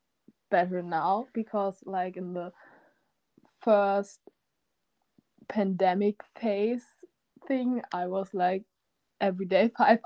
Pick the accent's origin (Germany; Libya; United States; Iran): Germany; from Germany